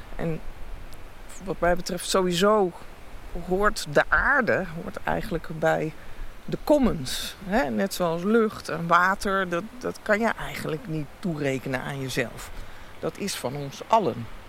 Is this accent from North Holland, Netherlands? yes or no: yes; Heemstede, North Holland, Netherlands; also born or lived in Amsterdam; now in Friesland, Netherlands; Ik ben in Amsterdam geboren en opgegroeid in Heemstede bij Haarlem